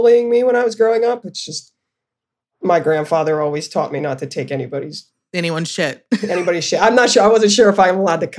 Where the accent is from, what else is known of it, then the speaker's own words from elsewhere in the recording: Camp Hill, Pennsylvania, United States; also born or lived in Florence, Arizona; My mother, I came from white suburbs, Catholic family, Camp Hill. It's a very affluent area where my family is actually from.